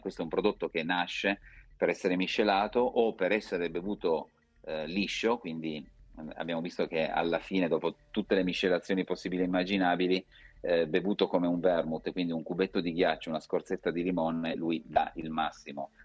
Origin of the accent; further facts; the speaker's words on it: Turin, Piedmont, Italy; io sono torinese, vivo a Torino e la mia azienda è a Vercelli